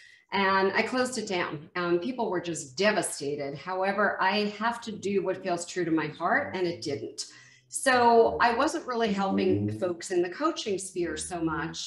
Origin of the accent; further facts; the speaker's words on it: Westfield, New Jersey, United States; moved away; also born or lived in Mexico; I grew up in Westfield, New Jersey, which was northern New Jersey